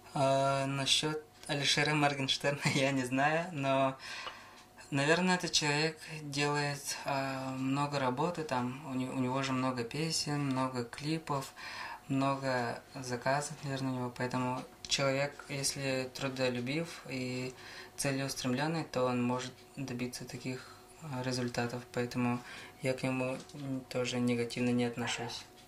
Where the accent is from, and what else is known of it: Yakutia, Sakha Republic, Russia; born or raised there